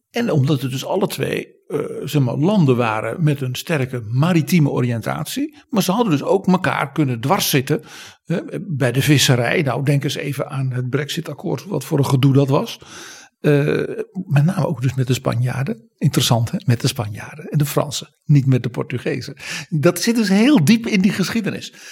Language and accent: Dutch; Netherlands